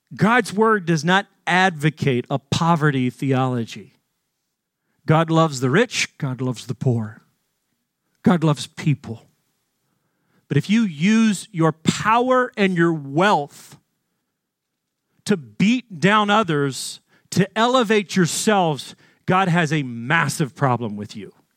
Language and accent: English; Arkansas, United States; Growing up in Arkansas in a wealthy family